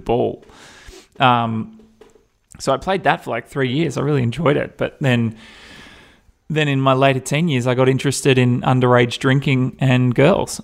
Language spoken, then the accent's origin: English; Perth, Western Australia, Australia; I grew up in Perth